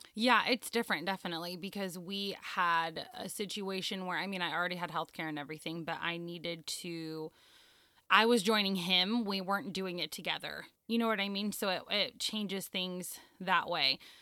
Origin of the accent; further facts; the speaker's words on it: Southern California, United States; moved away; also born or lived in Virginia; we're from Southern California